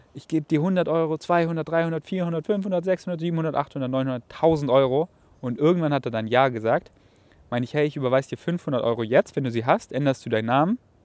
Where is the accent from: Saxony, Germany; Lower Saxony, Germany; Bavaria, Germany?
Bavaria, Germany; weil das sind so meine Wurzeln. Ich komme aus Bayern